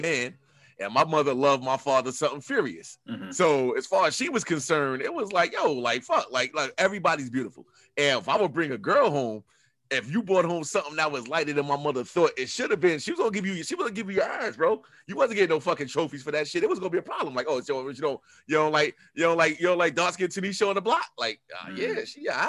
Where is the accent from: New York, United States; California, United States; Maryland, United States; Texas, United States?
New York, United States; New York City; I'm from Queens. I'm going to tell you, I'm from Guy R. Brewer Boulevard and 130th Avenue